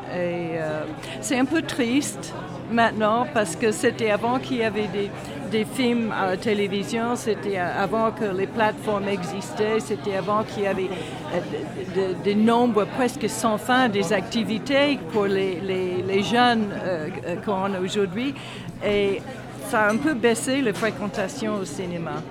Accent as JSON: {"language": "French", "country": "United States", "also_born_or_lived": "Houston, Texas", "second_language": "French", "moved": "as an adult", "lives_now": "Strasbourg, France", "said": "je suis d'origine américaine. mais ça fait très très longtemps, maintenant je suis française, ça fait très longtemps que je vis en France"}